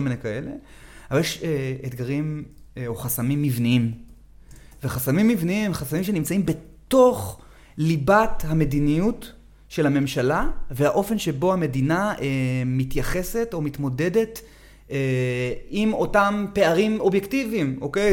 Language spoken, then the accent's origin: Hebrew; Herzliya, Central District, Israel; moved away as an adult; now in Negev, Israel; אני גדלתי באזור המרכז, לפני 20 שנה הגרתי לנגב, אבל כבר היום בעיר הולדתי, הרצליה